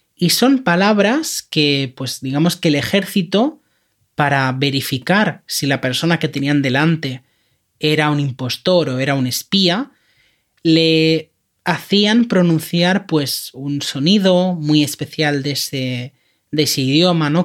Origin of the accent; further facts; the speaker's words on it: Catalonia, Spain; accent: Catalan (final T in dificultad); first language Spanish; esto es algo que decimos en Cataluña que se dice así